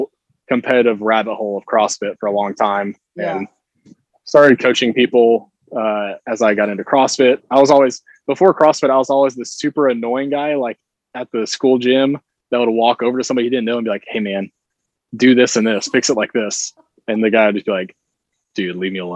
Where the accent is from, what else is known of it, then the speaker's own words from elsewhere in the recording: Kingsport, Tennessee, United States; also born or lived in Kentucky / Atlanta; I grew up in Kingsport, so around here, nearby, and then went to college up in Kentucky where I played football